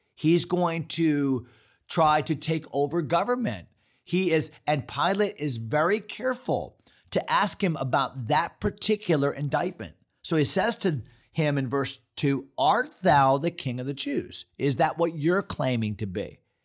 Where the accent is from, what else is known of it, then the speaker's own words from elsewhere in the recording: East Hartland, Connecticut, United States; moved away; also born or lived in Fredericksburg, Virginia; we grew up in East Hartland, Connecticut